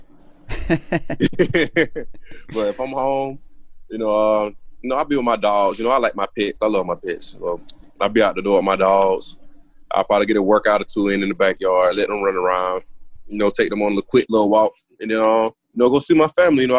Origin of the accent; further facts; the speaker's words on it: Georgia, United States; moved away; I'm from Georgia